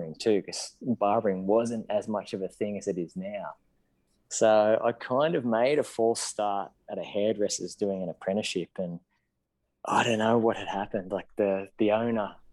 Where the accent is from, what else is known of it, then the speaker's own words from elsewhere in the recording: Maitland, New South Wales, Australia; also born or lived in Newcastle, Australia; now in Sydney, Australia; I grew up in Maitland in the Hunter Valley, and then in teenage and later years in Newcastle